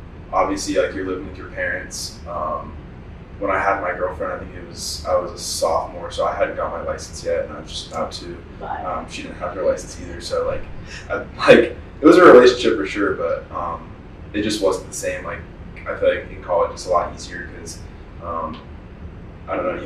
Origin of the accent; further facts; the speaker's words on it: Arizona, United States; I was raised here in Arizona